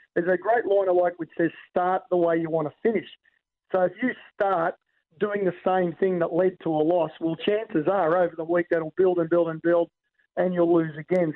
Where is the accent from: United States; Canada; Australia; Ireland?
Australia; as an Aussie